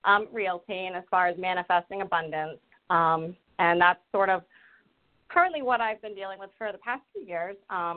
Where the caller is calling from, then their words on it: Rhode Island, United States; I'm calling from Rhode Island.